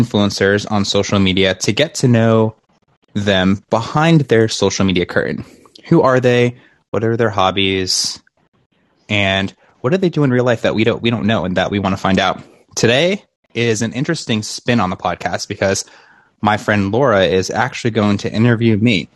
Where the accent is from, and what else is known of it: Rhode Island, United States; born or raised there; now in Florida, United States